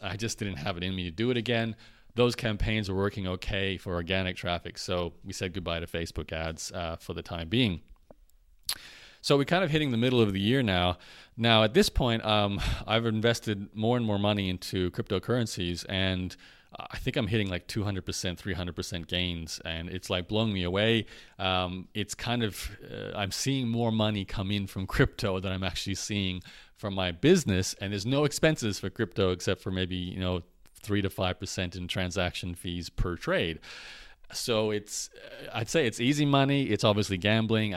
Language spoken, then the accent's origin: English; Brisbane, Queensland, Australia; also born or lived in Canada; now in Lviv, Ukraine; Brisbane, where I was born in Australia